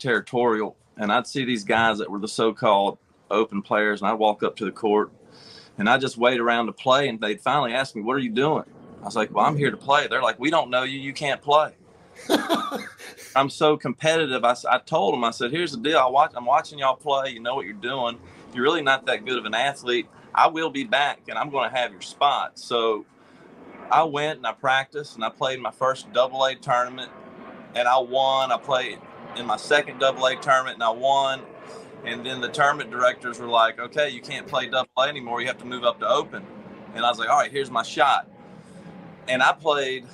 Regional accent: Denham Springs, Louisiana, United States; I grew up in Denham Springs, right outside of Baton Rouge

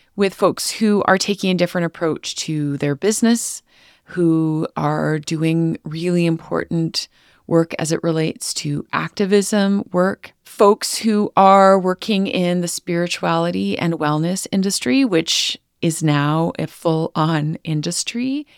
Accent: Northern Alberta, Canada; I grew up in Rocky Mountain Cree territory, which is known by colonizers as Northern Alberta

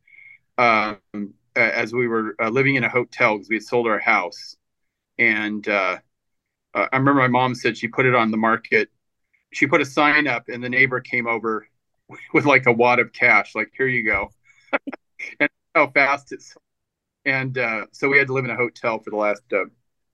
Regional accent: Hawaii, United States; also born or lived in Southern California; I was born in Hawaii

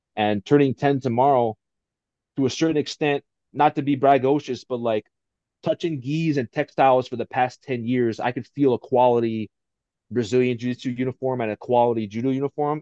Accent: Pearl City, Hawaii, United States; moved away; being from Hawaii, born and bred in Hawaii

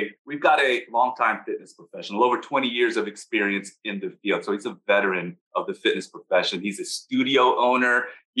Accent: Sacramento, California, United States; I'm from Sacramento myself, and I'm actually here right now.

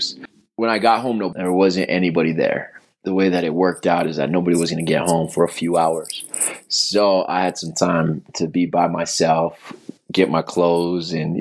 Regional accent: Albuquerque, New Mexico, United States; I'm from Albuquerque, New Mexico.

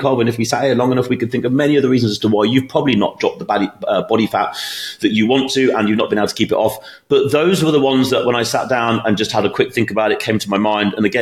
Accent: United Kingdom; moved away; my hometown in the UK

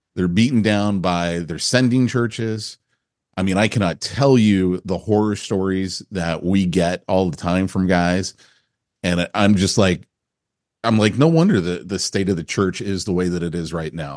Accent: Burlingame, California, United States; moved away as an adult; also born or lived in San Bruno; now in Texas, United States; I grew up in Burlingame and San Bruno, and then moved to Southern California to go to college

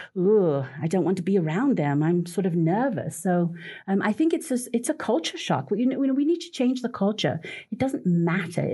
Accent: Portugal; moved away; I come from Portugal. My children used to go with me every summer back home

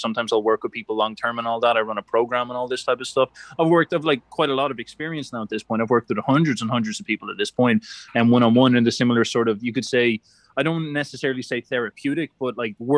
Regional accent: Ireland; being an Irishman

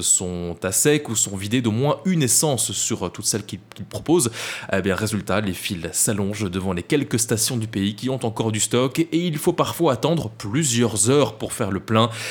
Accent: Belgium; l'essence est plus chère chez nous, en Belgique, qu'en France

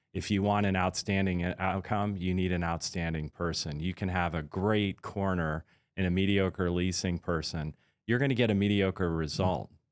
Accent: Washington, District of Columbia, United States; also born or lived in Pascagoula, Mississippi / Pearl Harbor, Hawaii; when I was about eight, we moved from there to the Washington, D C area where I basically went to high school, grew up, and, uh, had my first job

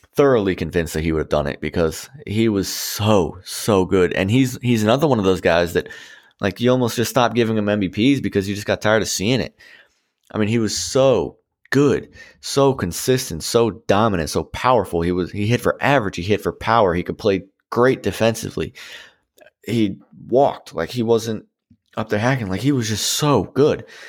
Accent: Washington, District of Columbia, United States; growing up in, you know, the D C area before the Nats were around

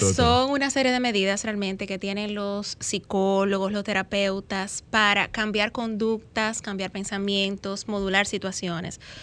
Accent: Santiago de los Caballeros, Santiago, Dominican Republic; yo estoy ubicada, soy de Santiago

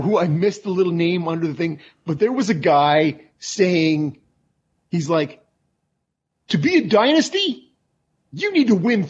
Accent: Ottawa, Ontario, Canada; As a guy growing up in Ottawa

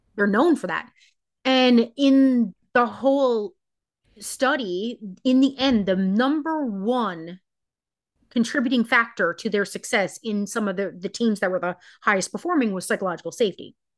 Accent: Newfoundland and Labrador, Canada; I am from Newfoundland, Canada

